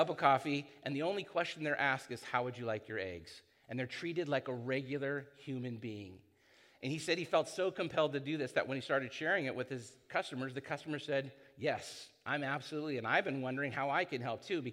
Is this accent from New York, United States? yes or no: no; San Clemente, California, United States; also born or lived in Hoag Hospital, Newport Beach, California; I was born here in Hogue, and I grew up in San Clemente